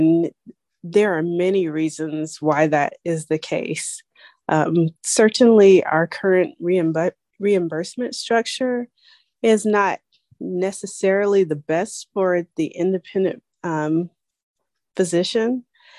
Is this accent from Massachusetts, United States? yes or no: no; Charlotte, North Carolina, United States; I'm actually from North Carolina, Charlotte, North Carolina.